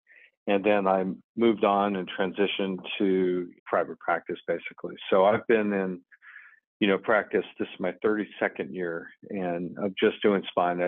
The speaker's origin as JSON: {"language": "English", "town": "Los Angeles", "region": "California", "country": "United States", "also_born_or_lived": "New York / Ohio", "moved": "as an adult", "lives_now": "Roanoke, United States", "said": "I'm from Southern California, from Los Angeles."}